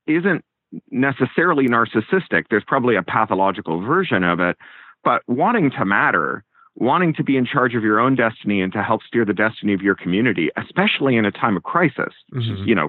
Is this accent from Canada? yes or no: yes; Canada; also born or lived in United Kingdom; now in California, United States; I am an expat twice over. I was a Canadian and then a Briton, and now I'm a Californian